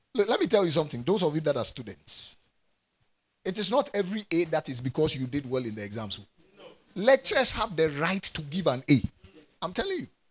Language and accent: English; Ghana; I'm a Ghanaian and I'm in Ghana. And I'm a Ghanaian